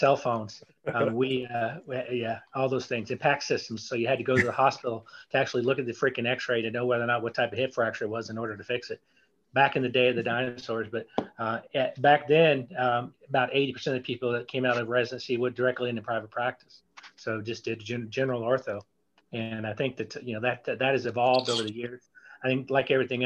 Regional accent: East Texas, United States; also born or lived in San Antonio, Texas; now in Galveston, United States; I'm from East Texas

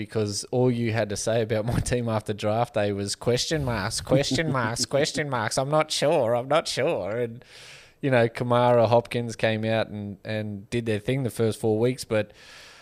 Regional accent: Young, New South Wales, Australia; moved away as an adult; also born or lived in Bathurst; now in Sydney, Australia; I grew up out in Young

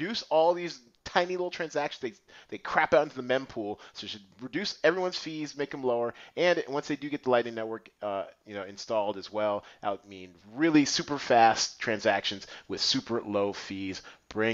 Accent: United States; as an American

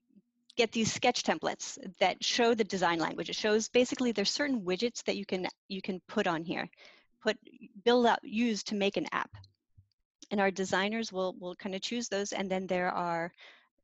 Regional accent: Gettysburg, Pennsylvania, United States; now in Bay Area, United States; I grew up in Pennsylvania.

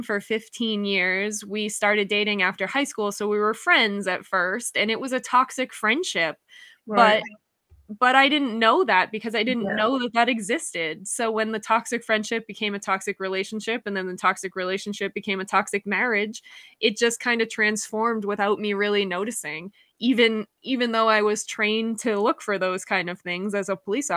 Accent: New Hampshire, United States; I'm from New Hampshire in the United States

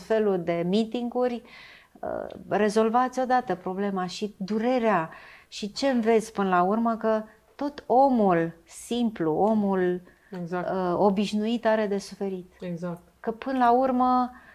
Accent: Romania; noi ca români

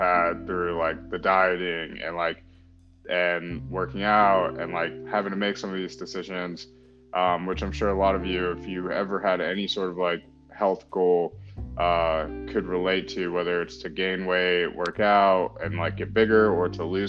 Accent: North Carolina, United States; grew up in North Carolina, pretty much. Family immigrated from India

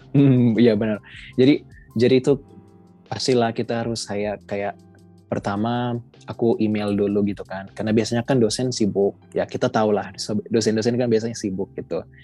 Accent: Manado, North Sulawesi, Indonesia; asal aku dari Manado, Sulawesi Utara

